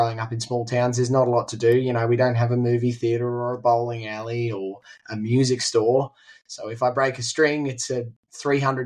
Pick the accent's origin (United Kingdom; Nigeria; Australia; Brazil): Australia; Tumut, New South Wales; also born or lived in Phillip Island; I come from Tumut. I've grown up here most of my life.